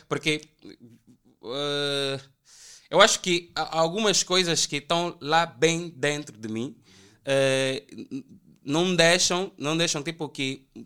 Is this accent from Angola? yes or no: yes; Prenda, Luanda Province, Angola; Eu vi muito tempo no Prenda também, uh, cresci no Prenda, nasci na manhã, cresci no Prenda.